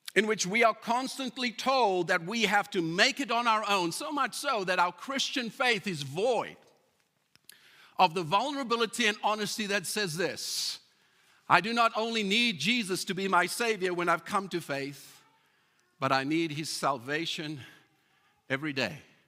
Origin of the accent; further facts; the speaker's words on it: South Africa; moved away as an adult; now in Calgary, Canada; I'm a South African